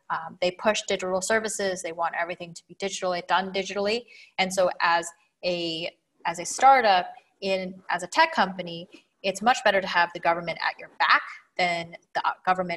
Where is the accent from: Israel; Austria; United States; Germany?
United States; Washington; moved away as an adult; now in Dubai, United Arab Emirates; born and raised in Washington State